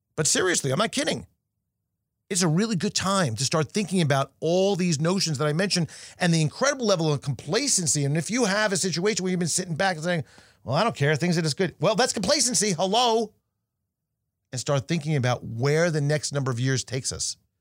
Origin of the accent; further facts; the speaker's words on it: New York, United States; being a New Yorker